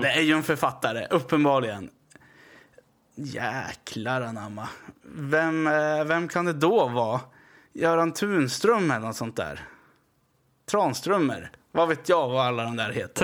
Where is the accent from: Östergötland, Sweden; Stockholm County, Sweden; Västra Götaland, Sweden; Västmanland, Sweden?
Västmanland, Sweden; Västerås; Jag är från Västerås, det är ju västra Aros då.